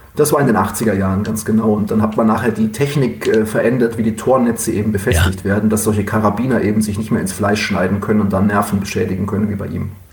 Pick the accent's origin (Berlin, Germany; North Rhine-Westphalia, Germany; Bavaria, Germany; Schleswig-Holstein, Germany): Bavaria, Germany; Oberstdorf; moved away as an adult; also born or lived in Duisburg-Meiderich; now in Duisburg, Germany; meine Geburtsstadt ist keine Stadt, sondern eine Marktgemeinde, ist Oberstdorf im Allgäu